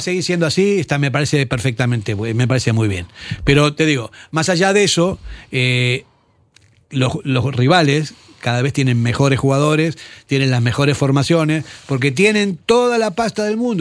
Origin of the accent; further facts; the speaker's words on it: Argentina; moved away; yo que soy argentino